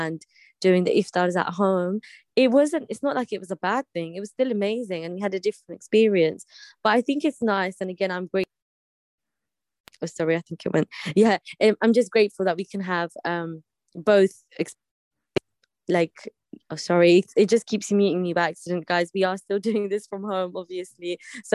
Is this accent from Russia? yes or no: no; United Kingdom; us being British